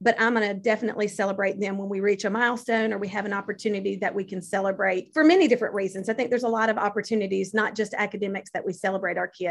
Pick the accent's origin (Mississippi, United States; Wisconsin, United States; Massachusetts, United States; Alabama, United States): Mississippi, United States; Rankin County; my hometown in Rankin County